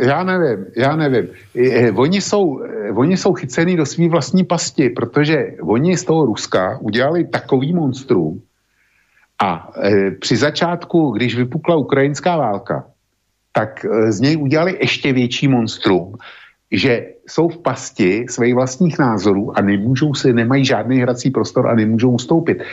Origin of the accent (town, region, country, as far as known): Czechia